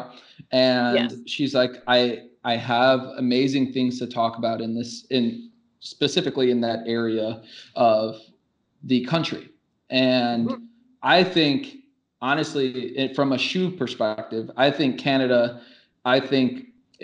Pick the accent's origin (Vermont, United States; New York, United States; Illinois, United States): Illinois, United States; Chicago; now in Milwaukee, United States; I grew up in Chicago